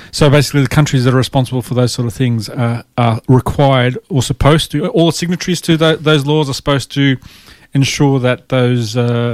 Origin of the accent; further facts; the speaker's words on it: Ireland; accent: Irish; It's not my Irish accent.